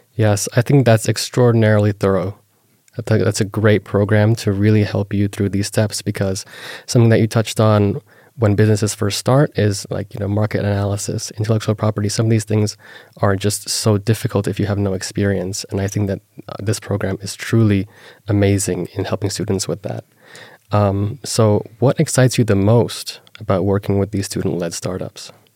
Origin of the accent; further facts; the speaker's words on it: Las Vegas, Nevada, United States; I was born and raised in Las Vegas